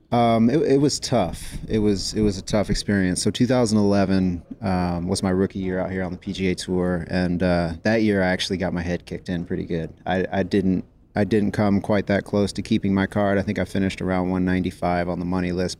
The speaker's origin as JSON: {"language": "English", "town": "San Jose", "region": "California", "country": "United States", "tie": "born or raised there", "said": "I grew up in San Jose, California. Uh, I was born at Stanford Hospital"}